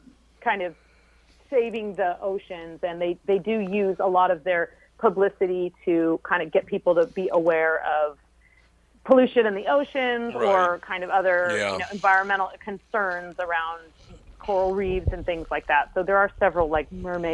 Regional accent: West Coast, United States; I came from the West Coast, and everything, every square inch of my city was developed.

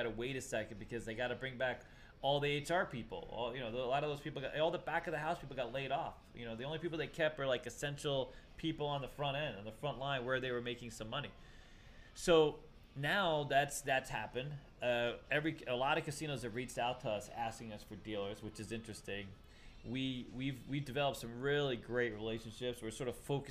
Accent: East Coast, United States; I'm from the East Coast

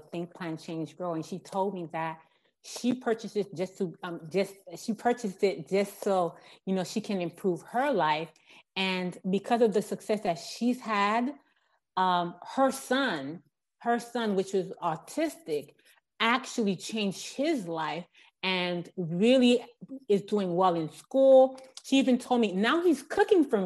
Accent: Miami, Florida, United States; I was born and raised in Miami, Florida, and haven't left here, been here all my life

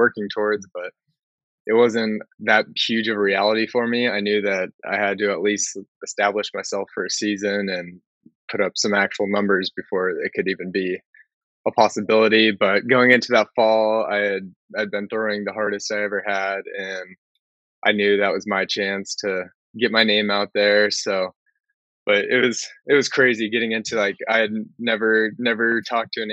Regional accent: San Diego, California, United States; I'm born and raised in San Diego

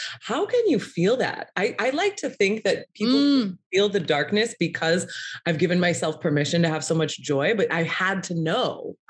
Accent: Valparaiso, Indiana, United States; moved away; I'm from small town in Indiana.

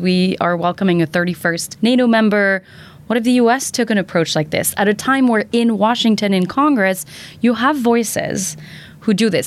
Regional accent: Belgium; now in United States; as a Belgian

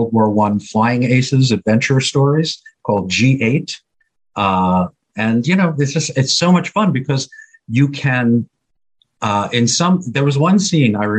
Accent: New York, United States; moved away; also born or lived in Miami, Florida / Los Angeles; I'm from New York, but I lived in Florida at the time

